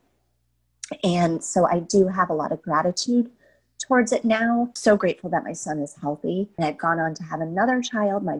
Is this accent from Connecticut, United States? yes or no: yes; Connecticut, United States; I'm this girl from Connecticut